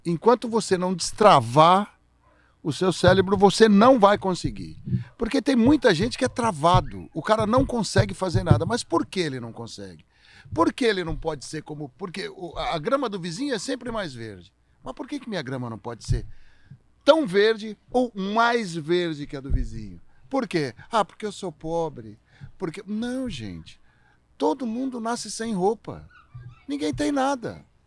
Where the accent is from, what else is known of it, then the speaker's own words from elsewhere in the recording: São Paulo, Brazil; Eu sou um cara que morei minha vida inteira em São Paulo.